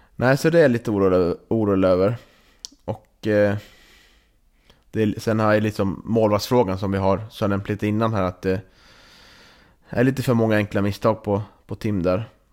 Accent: Norrland, Sweden; vi norrlänningar

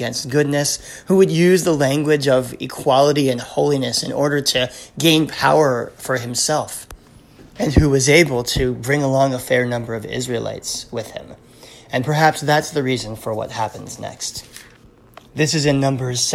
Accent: South Louisiana, United States; I grew up in South Louisiana, where there are traffic circles and statues named for Confederate generals

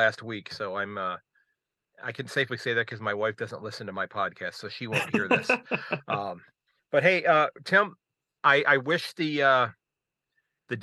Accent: United States; as an American fan

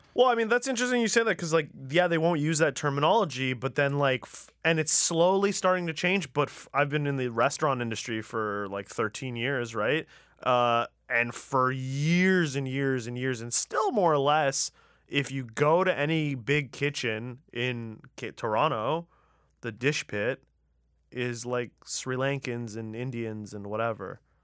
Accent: Tehran, Tehran Province, Iran; moved away; I'm from Tehran

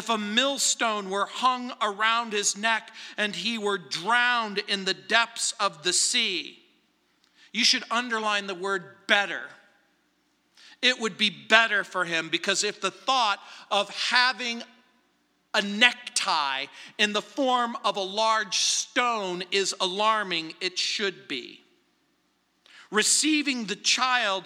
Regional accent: Apple Valley, California, United States; now in Littleton, United States; growing up in Apple Valley, where Roy Rogers and Dale Evans lived

